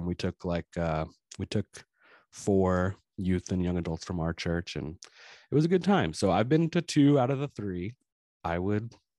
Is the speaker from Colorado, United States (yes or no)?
no; Friendswood, Texas, United States; your uncle David is the pastor at the church that I grew up in Friendswood, Texas.